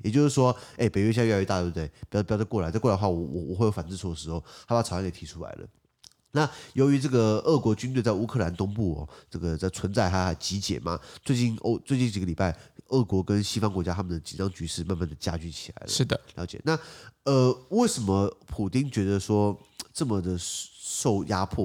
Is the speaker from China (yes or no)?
no; Taiwan; 我母语在台湾不是用英文